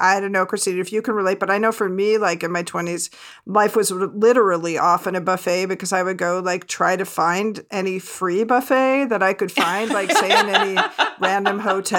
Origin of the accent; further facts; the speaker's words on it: Tennessee, United States; my home state of Tennessee